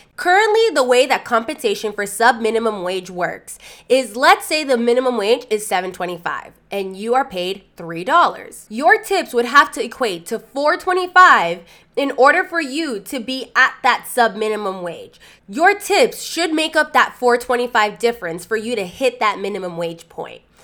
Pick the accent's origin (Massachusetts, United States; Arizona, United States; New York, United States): Massachusetts, United States; Lawrence; my hometown, Lawrence, Massachusetts